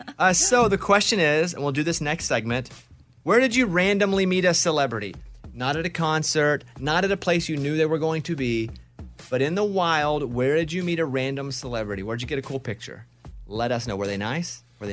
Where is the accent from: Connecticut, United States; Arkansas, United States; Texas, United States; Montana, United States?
Arkansas, United States; Because where I grew up in Arkansas, there were never celebrities.